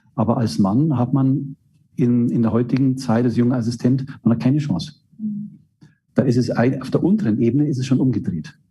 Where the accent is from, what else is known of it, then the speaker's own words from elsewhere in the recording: Straubing, Bavaria, Germany; also born or lived in Regensburg / Würzburg; meine Heimatstadt in Straubing